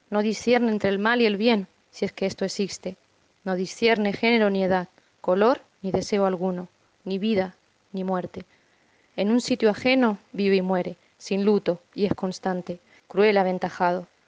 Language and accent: Spanish; General Rodríguez, Buenos Aires Province, Argentina; de General Rodríguez, Argentina